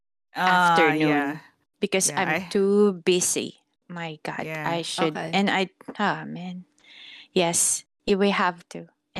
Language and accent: English; Philippines; this actually stuck in my head when I came like from Philippines up to...